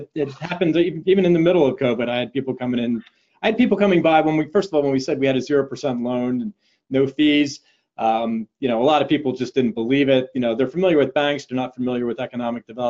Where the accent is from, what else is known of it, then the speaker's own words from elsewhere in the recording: Trenton, New Jersey, United States; I grew up in the Trenton area